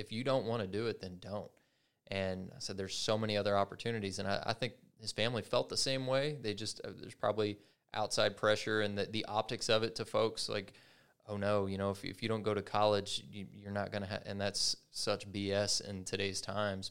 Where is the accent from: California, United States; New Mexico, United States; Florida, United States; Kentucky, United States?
Kentucky, United States; I'm from Kentucky